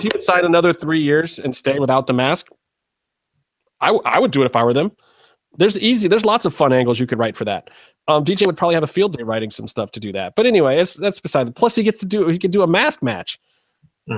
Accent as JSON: {"language": "English", "town": "Cleveland", "region": "Ohio", "country": "United States", "tie": "born or raised there", "said": "it's in my hometown."}